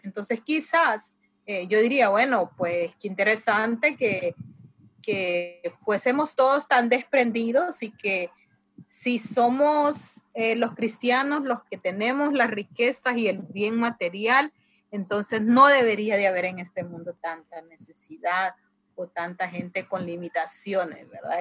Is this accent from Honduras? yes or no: yes; La Ceiba, Atlántida, Honduras; de La Ceiba, Honduras